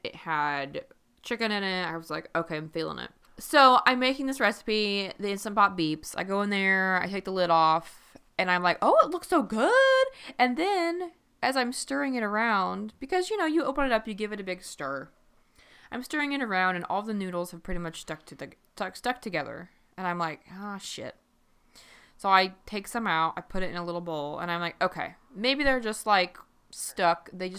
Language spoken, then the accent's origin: English; Midwest, United States; I'm from the Midwest.